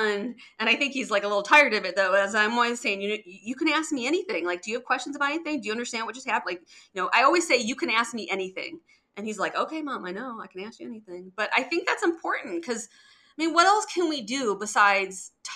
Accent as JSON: {"language": "English", "town": "Detroit", "region": "Michigan", "country": "United States", "tie": "born or raised there", "said": "I grew up in Detroit"}